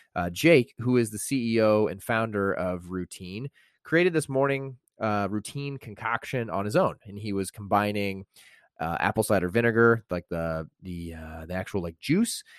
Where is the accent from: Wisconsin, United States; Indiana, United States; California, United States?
Indiana, United States; I grew up in Indiana